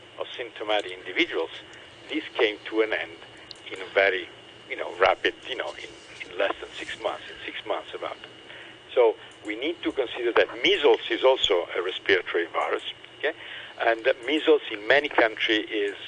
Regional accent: Italy; now in Hong Kong; I'm from Italy

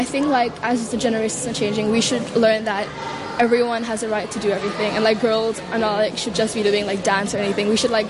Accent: Hong Kong; So I'm from India. I'm Indian, but I live in Hong Kong, study in Hong Kong. Born and grew up in Hong Kong, but I visit India quite often as an Indian.

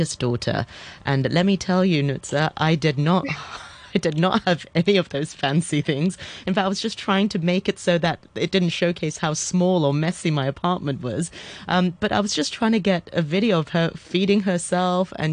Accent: Hong Kong; I was born and bred in Hong Kong

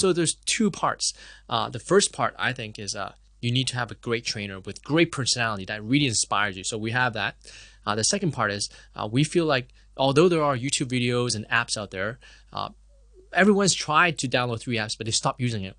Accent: Hong Kong; also born or lived in Canada; I was born and raised in Hong Kong

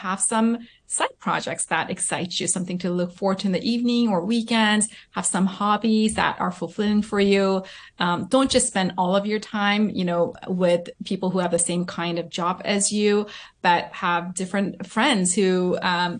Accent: Southern California, United States; also born or lived in South Korea; I was born and raised in Southern California, and then I went to elementary school in Korea, and then we came back when I was in middle school.

